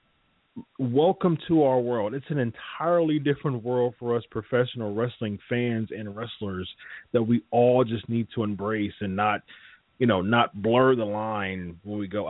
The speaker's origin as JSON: {"language": "English", "region": "Ohio", "country": "United States", "tie": "born or raised there", "said": "I went to an ROH show in Ohio, my hometown"}